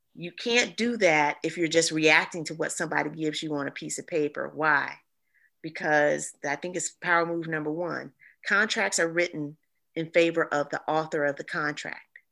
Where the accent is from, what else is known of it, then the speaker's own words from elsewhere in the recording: East Point, Georgia, United States; I'm from East Point, Georgia